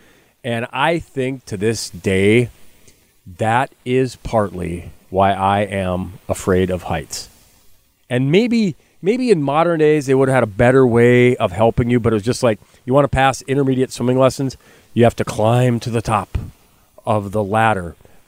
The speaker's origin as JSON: {"language": "English", "town": "Lemoore", "region": "California", "country": "United States", "tie": "born or raised there", "said": "But when you're a little kid growing up in Lemoore and you didn't even have a swimming pool, the high dive was, might as well have been Mount Everest."}